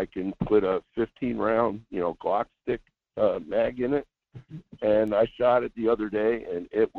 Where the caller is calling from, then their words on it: Sedona, Arizona, United States; Yeah, … from Sedona.